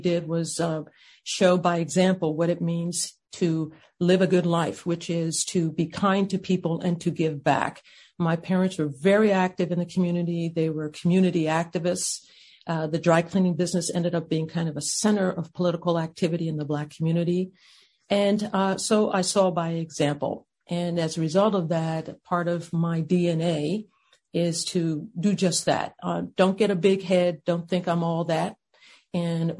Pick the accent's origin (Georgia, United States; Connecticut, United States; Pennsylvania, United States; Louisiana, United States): Pennsylvania, United States; Ardmore; I was raised on the East Coast in a suburb just outside of Philadelphia called Ardmore